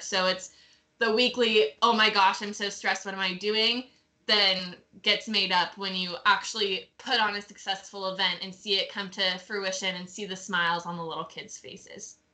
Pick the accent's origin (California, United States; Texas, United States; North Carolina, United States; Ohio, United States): North Carolina, United States; I'm from North Carolina